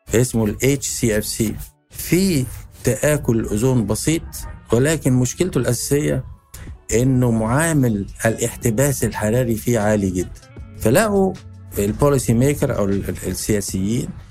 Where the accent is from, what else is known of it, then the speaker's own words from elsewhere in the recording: Egypt; إحنا عندنا في مصر